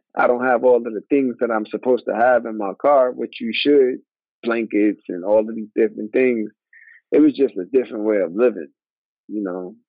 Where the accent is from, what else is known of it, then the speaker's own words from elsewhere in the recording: New York, United States; moved away as an adult; also born or lived in Atlanta / Minnesota; I grew up in New York in a melting pot where it was black, white, Chinese, Puerto Rican, Italian, all different type of races.